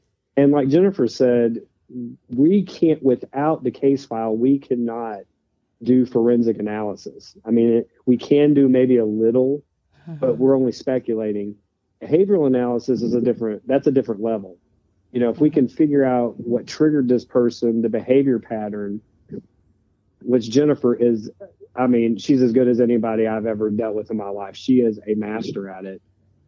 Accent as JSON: {"language": "English", "region": "Pacific Northwest", "country": "United States", "tie": "born or raised there", "said": "maybe it's because I grew up in the Northwest."}